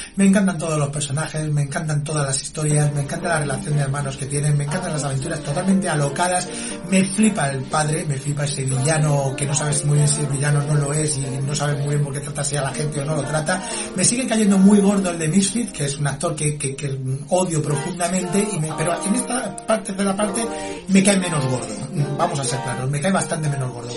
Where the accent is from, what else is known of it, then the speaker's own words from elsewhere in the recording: Spain; éramos los españoles